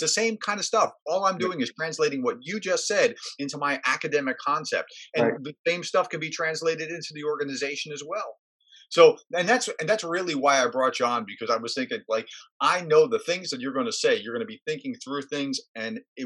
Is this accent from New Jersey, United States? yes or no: yes; New Jersey, United States; I grew up in New Jersey.